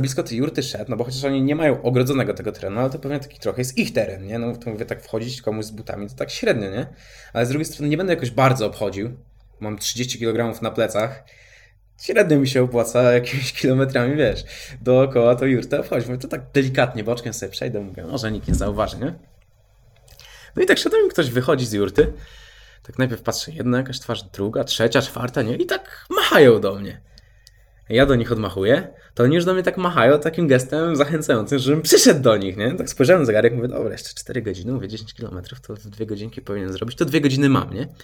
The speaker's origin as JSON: {"language": "Polish", "country": "Poland"}